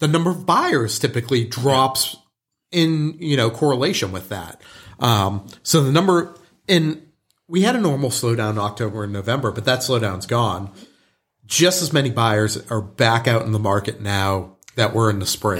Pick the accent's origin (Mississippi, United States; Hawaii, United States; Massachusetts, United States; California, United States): Massachusetts, United States; Boston; moved away; growing up in Boston